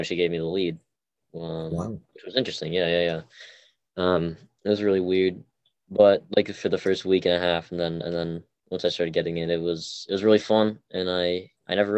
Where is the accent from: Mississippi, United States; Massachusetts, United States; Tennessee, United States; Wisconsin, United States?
Massachusetts, United States; also born or lived in Seoul, South Korea; I was born in South Korea, Seoul, South Korea. I was adopted to the United States, Massachusetts specifically, when I was around 11 months old